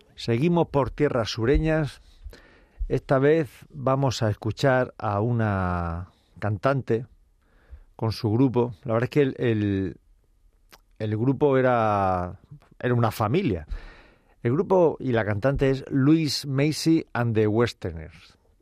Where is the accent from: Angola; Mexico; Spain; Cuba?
Spain; Cartagena, Region of Murcia; moved away; como decimos por mi tierra, Cartagena, Murcia